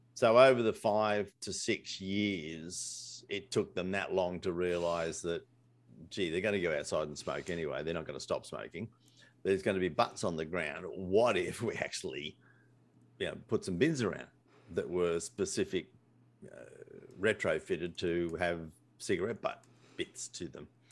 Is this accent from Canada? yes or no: no; Australia; I'm Australian